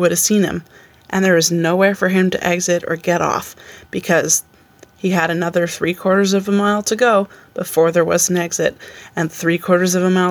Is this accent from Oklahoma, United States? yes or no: no; Albany, New York, United States; So I said I'm from Albany, but I grew up in a town just outside of Albany